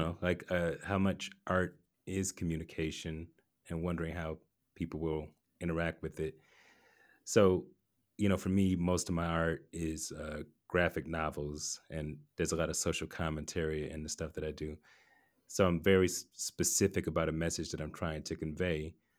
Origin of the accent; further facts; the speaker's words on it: Atlanta, Georgia, United States; I grew up in Atlanta